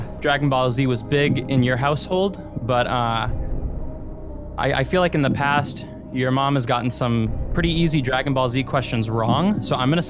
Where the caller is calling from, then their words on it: just outside of Boston, Massachusetts, United States; I am calling from just outside of Boston, Massachusetts.